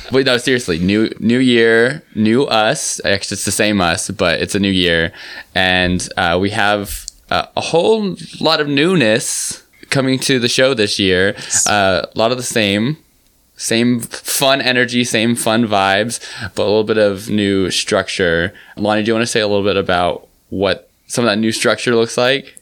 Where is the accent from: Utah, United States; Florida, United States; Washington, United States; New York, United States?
New York, United States; New York City; I'm from New York.